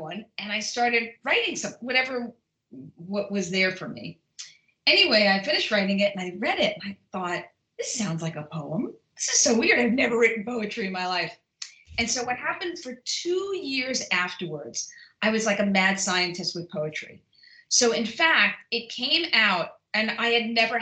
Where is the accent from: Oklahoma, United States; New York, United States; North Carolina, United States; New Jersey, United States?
New York, United States; New York City; moved away; I'm originally from Brooklyn